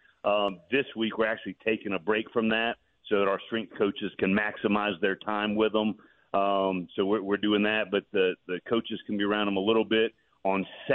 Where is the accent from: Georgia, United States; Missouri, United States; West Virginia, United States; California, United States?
Georgia, United States; Decatur; I'm born and raised on the east side of Atlanta, born and raised in Decatur